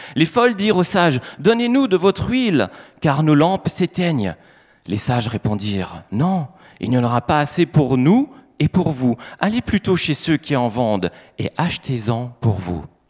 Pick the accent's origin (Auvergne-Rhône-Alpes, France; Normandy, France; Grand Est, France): Grand Est, France; en tant qu'Alsacien